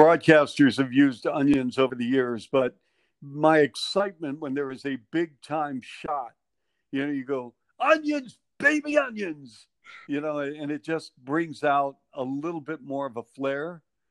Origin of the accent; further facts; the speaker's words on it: Bellevue, Washington, United States; moved away as an adult; also born or lived in Norfolk, Virginia / Toronto, Canada / Chicago; my hometown of Bellevue, Washington